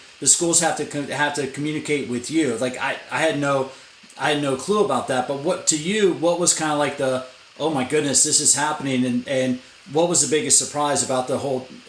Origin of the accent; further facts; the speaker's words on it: United States; I grew up in right outside of Washington, D.C.